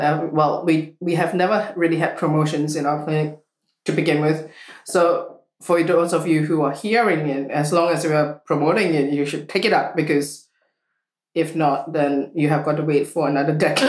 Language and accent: English; Singapore; moved away; I come from Singapore